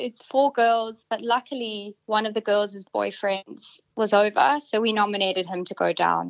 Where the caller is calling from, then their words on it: Sydney, New South Wales, Australia; I'm calling from Neutral Bay.